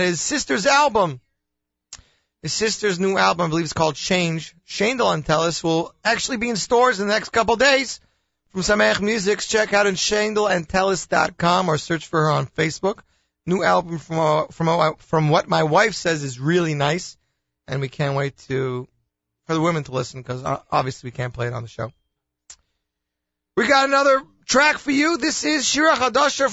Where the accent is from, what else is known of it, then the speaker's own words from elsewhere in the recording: Canada; I'm Canadian